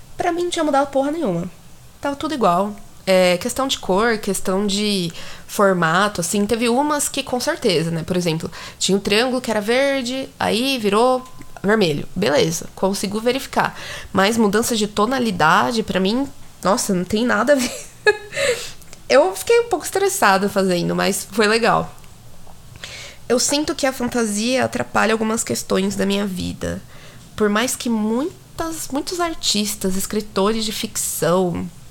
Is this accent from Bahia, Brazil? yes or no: no; São Paulo, Brazil; Você vai perceber que eu sou de São Paulo, mas enfim. Até pelo sotaque